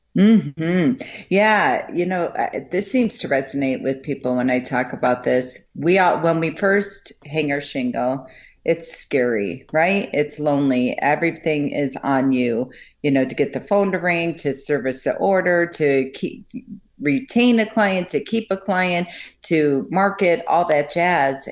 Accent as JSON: {"language": "English", "town": "Buffalo", "region": "New York", "country": "United States", "tie": "born or raised there", "moved": "yes", "lives_now": "Colorado, United States", "said": "I grew up in Buffalo, New York"}